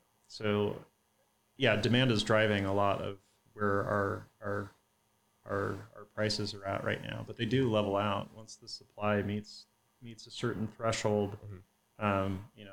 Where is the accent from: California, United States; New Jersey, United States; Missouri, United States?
California, United States; Santa Cruz; now in Texas, United States; I grew up in Santa Cruz, which is, you know, about an hour outside of Palo Alto, maybe an hour and a half.